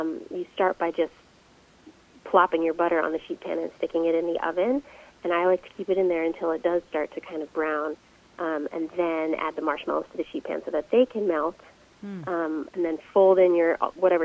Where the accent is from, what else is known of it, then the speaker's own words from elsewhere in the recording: just outside of Philadelphia, Pennsylvania, United States; I grew up just outside of Philadelphia, and there's a really large Italian-American population there